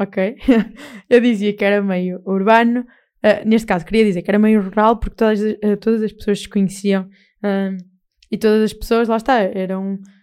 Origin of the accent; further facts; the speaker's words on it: Castelo de Paiva, Aveiro District, Portugal; eu defendo a minha terra com unhas e dentes e Castelo Paiva